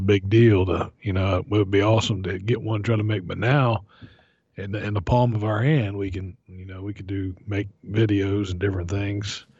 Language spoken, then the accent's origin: English; Florida, United States; growing up in Florida